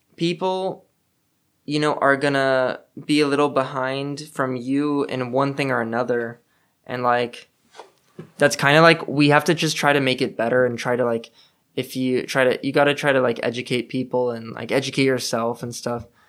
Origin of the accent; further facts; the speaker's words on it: Los Angeles, California, United States; moved away; I'm from North Hollywood